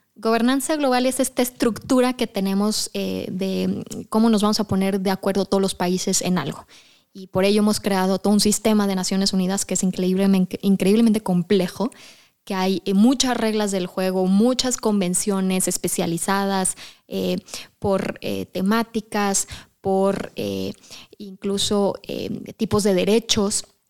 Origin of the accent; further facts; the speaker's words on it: Mexico; como mexicanos y como la cultura mexicana